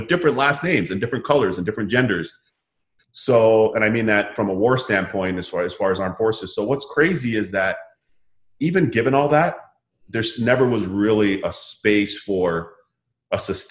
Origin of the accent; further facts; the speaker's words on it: Toronto, Ontario, Canada; moved away as an adult; also born or lived in Barbados (parents); now in United States; growing up in Toronto